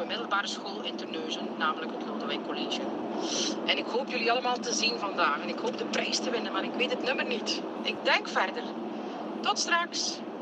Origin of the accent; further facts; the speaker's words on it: Flanders, Belgium; accent: Flemish; now in Philippine, Netherlands; U hoort het aan mijn Vlaamse tongbouw. Ik ben Vlaamse